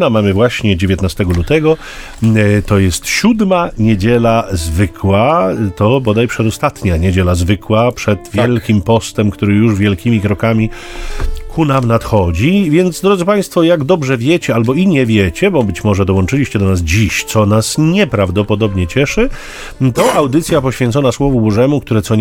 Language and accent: Polish; Gdynia, Pomeranian Voivodeship, Poland; a my z Gdyni